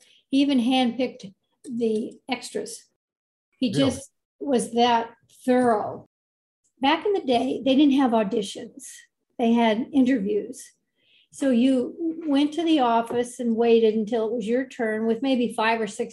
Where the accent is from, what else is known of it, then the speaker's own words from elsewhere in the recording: Los Angeles, California, United States; I was born in Hollywood at the Hollywood Hospital, which is no longer there. And I was born on the 4th of July. But I lived in Hollywood for many years, and then we moved a little bit out into the Los Angeles area when I was 8 years old.